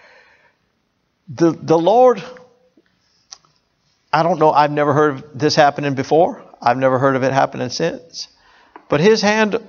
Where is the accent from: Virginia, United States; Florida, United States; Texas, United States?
Florida, United States; Hollywood; I grew up in South Florida, Hollywood, Florida